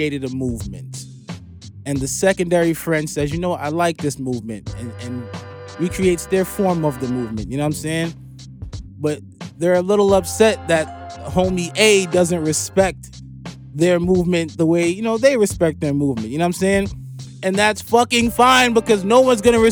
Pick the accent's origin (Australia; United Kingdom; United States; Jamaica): United States; New York City, New York; I'm a New Yorker